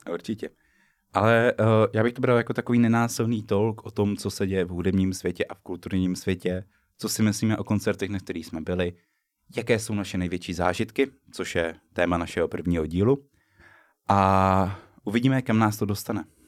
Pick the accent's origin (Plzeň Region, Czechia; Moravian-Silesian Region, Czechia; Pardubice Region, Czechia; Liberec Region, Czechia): Liberec Region, Czechia; Liberec; now in Brno, Czech Republic; u nás bylo v Liberci